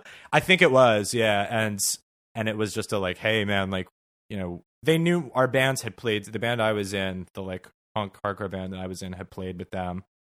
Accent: Sea Cliff, New York, United States; I grew up on Long Island in a, uh, a town in Nassau County on the North Shore called Seacliff

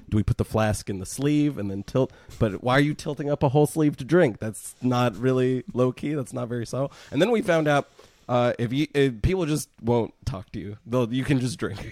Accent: Bay Area, California, United States; moved away as an adult; also born or lived in Missouri; I grew up in the Bay Area

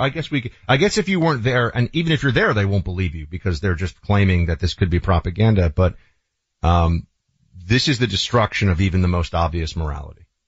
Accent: Florida, United States; born or raised there

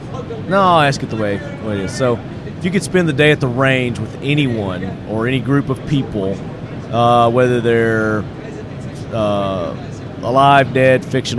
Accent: Murfreesboro, Tennessee, United States; They're in my hometown, Murfreesboro, Tennessee.

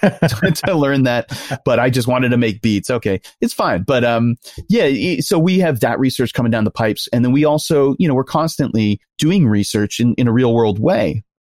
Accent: New York, United States; I'm from New York and I grew up in New York in the nineties

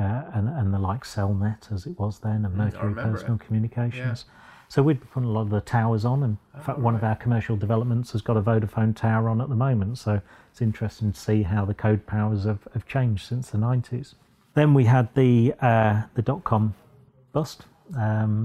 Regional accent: Boston, East Midlands, United Kingdom; also born or lived in Sheffield; I was born and bred in Boston, just down the road.

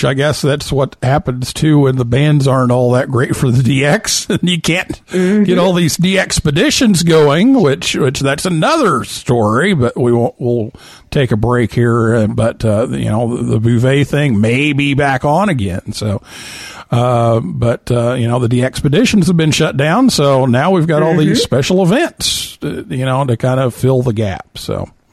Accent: Vincennes, Indiana, United States; my hometown, Vincennes

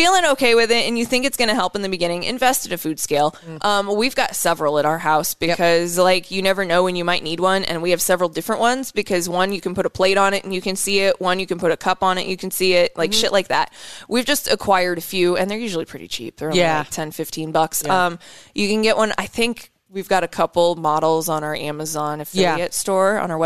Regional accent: Iowa, United States; now in Nebraska, United States; I'm from Iowa

